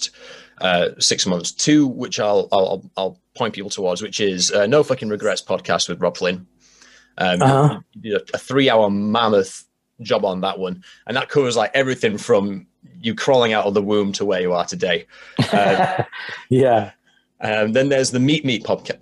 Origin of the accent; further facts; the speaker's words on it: Halifax, Yorkshire and the Humber, United Kingdom; my hometown of Halifax, UK, the real Halifax